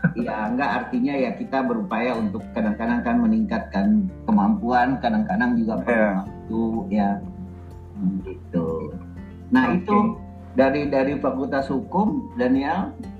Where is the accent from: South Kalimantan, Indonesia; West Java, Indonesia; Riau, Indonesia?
South Kalimantan, Indonesia; Banjarmasin; saya kan lahir di Banjarmasin besar di Banjarmasin